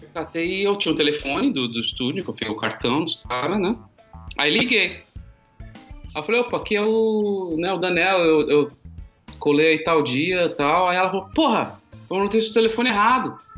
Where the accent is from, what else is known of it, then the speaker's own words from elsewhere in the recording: São Paulo, Brazil; also born or lived in Guarujá; sou do Grajaú, Zona Sul